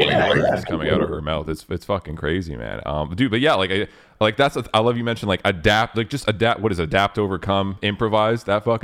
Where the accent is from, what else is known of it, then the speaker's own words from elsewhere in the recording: Canada; We're Canadian, right?